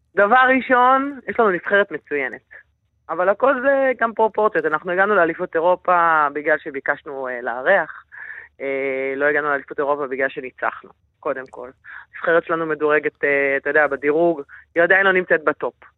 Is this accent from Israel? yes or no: yes; Yehud-Monosson, Central District, Israel; אני באה מיהוד מונוסון